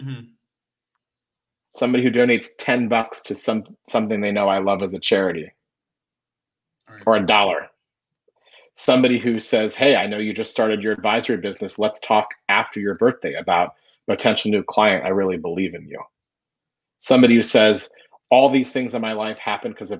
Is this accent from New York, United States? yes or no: no; Florida, United States; moved away; I grew up in Florida. I played barefoot soccer at 4 o'clock on my birthday